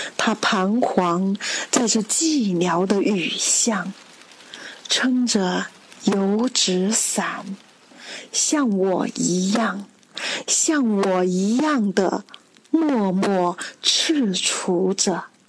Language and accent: Chinese; Yiyang, Hunan, China; moved away as an adult; now in Guangzhou, China; 我的家乡湖南益阳